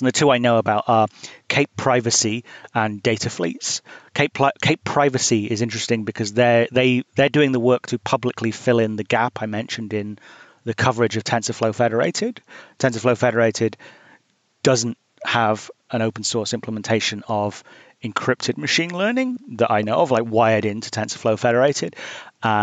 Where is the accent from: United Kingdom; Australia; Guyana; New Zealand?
United Kingdom; now in United States; I'm British and I live in the US